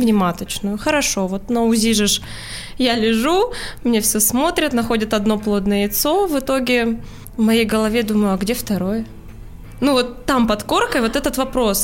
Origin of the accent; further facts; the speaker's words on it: Urals, Russia; moved away; я с Урала